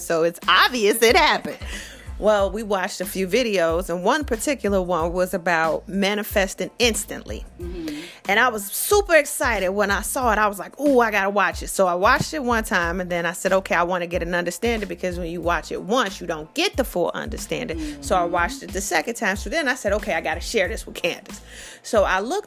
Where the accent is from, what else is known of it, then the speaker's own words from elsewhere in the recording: Chicago, Illinois, United States; I'm from Chicago